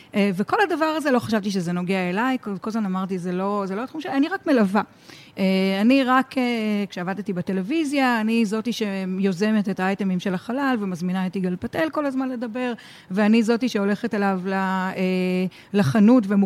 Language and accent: Hebrew; Tel Aviv, Tel Aviv District, Israel; אני אה, ילידת תל אביב, אני ביליתי הרבה במצפה ברמת אביב